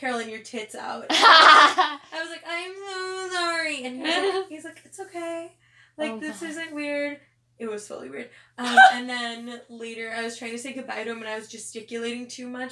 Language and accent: English; United States; I'm American